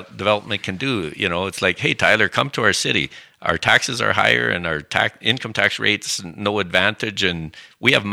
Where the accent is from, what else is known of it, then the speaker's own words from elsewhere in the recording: Saskatchewan, Canada; now in Calgary, Canada; growing up in Saskatchewan